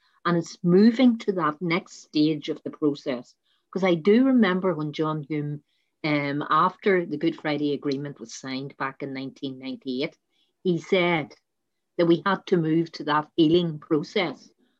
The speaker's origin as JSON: {"language": "English", "country": "Ireland", "said": "We are Irish people. We are a multifaceted Irish people now, because we've got such a mix of people from other countries. But basically, we're all Irish, irrespective of our heritage."}